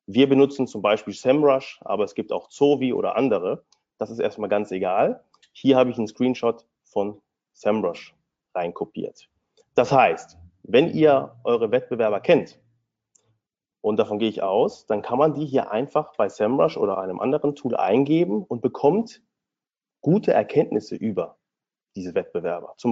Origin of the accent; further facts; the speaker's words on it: Hanover, Lower Saxony, Germany; born there; now in Berlin, Germany; Ich bin gebürtiger Hannoveraner und nach dem Studium habe ich mich dann direkt selbstständig gemacht